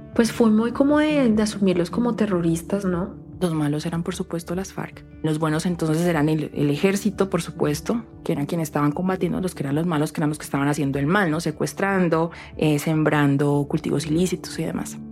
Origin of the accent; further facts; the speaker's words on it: Palmira, Valle del Cauca, Colombia; en mi casa, en mi pueblito, en Palmira